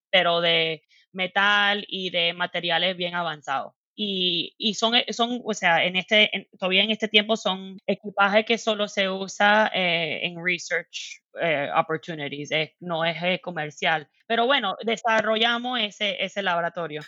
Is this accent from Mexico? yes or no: no; Miami, Florida, United States; Spanish is a second language; moved away as an adult; now in Seattle, United States; yo nací en los Estados Unidos, en Miami, y mis papás son cubanos